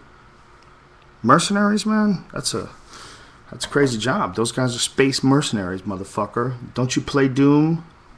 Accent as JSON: {"language": "English", "country": "United States", "said": "I'm an American"}